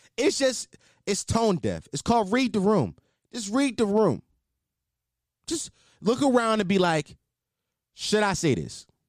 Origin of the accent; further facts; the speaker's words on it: Philadelphia, Pennsylvania, United States; I'm not from Atlanta. I'm from Philly